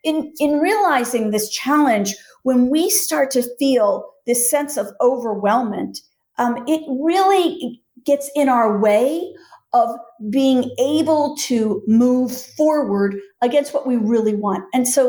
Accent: Philadelphia, Pennsylvania, United States; I'm from Philly.

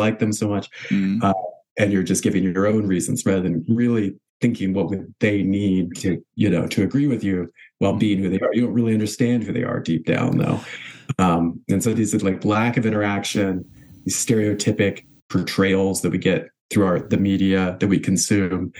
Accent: the South, United States; now in Bay Area, California, United States; experiences I had growing up in the South.

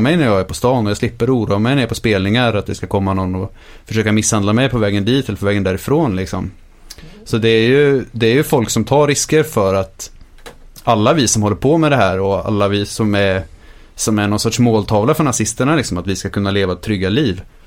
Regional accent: Linköping, Östergötland, Sweden; när vi växte upp i Linköping fanns det mycket nazister

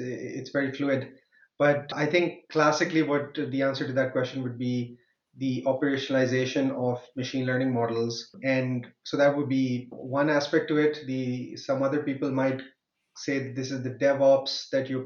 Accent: Pakistan; moved away as an adult; now in Germany; I come originally from Pakistan, and I moved to Germany to do my master's in computer science

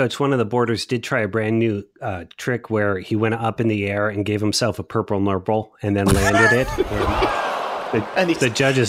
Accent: suburb next to Rocky River, Ohio, United States; Red Gerard, originally from Rocky River, Ohio, one suburb over from where I grew up.

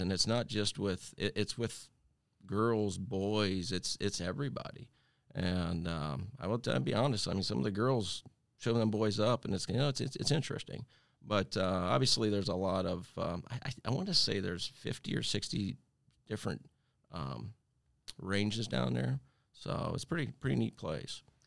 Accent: Holmes County, Ohio, United States; I was born and raised in Holmes County, Ohio

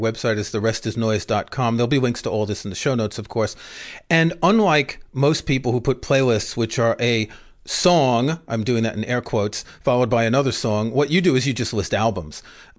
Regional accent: New York, United States; I grew up in New York

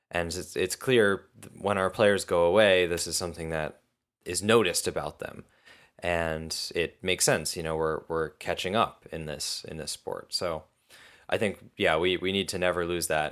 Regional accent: United States

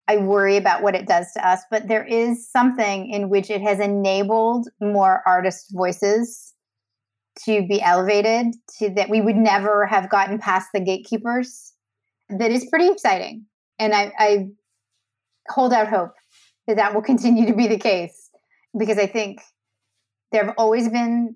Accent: Canada; I'm Canadian.

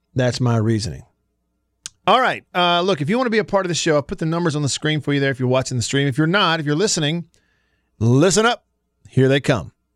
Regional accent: Russellville, Alabama, United States; moved away; growing up in Northwest Alabama, a little small town called Russellville

